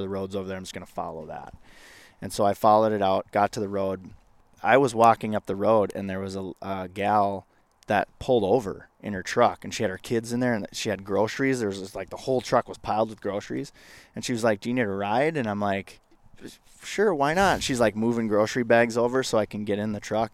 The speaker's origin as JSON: {"language": "English", "region": "Northwest Minnesota", "country": "United States", "tie": "born or raised there", "said": "when I was growing up in Northwest Minnesota"}